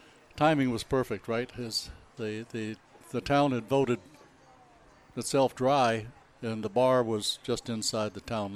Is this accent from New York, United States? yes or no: yes; Rochester, New York, United States; now in Houston area, United States; I'm from Rochester, New York, if you want to go back far.